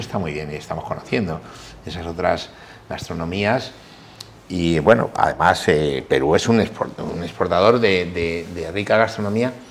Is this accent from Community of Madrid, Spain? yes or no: yes; Villaconejos, Community of Madrid, Spain; Yo soy nacido en Villaconejos. Villaconejos es un pueblo, pueblecito de la provincia de Madrid